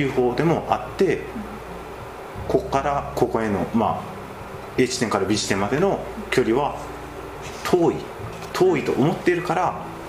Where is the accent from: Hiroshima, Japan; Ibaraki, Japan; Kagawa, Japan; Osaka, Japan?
Kagawa, Japan; 自分も香川県の出身で